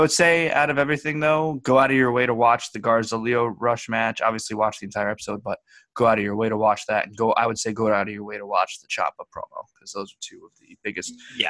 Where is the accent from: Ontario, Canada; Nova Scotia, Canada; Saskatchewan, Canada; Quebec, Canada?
Saskatchewan, Canada; from Saskatchewan.